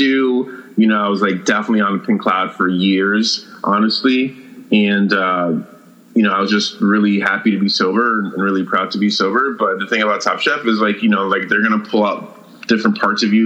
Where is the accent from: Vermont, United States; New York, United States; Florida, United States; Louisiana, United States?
New York, United States; New York City; I grew up in New York City in the 80s and 90s